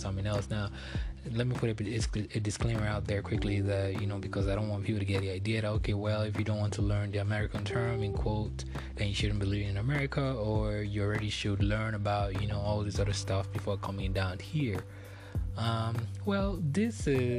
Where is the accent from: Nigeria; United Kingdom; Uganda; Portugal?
Nigeria; now in United States; I'm originally from Nigeria. I live here in the United States now